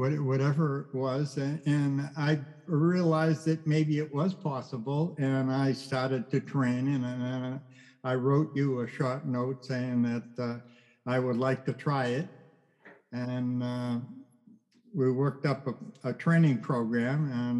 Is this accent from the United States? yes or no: yes; Boston, Massachusetts, United States; moved away; I came from Boston